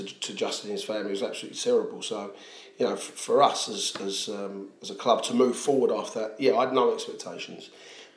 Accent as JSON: {"language": "English", "town": "Southend-on-Sea", "region": "East of England", "country": "United Kingdom", "tie": "born or raised there", "said": "I'm not from East London. I was brought up in Southend"}